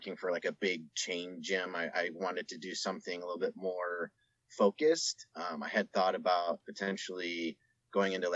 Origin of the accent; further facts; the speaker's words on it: just outside of Salt Lake City, Utah, United States; I grew up just outside of Salt Lake City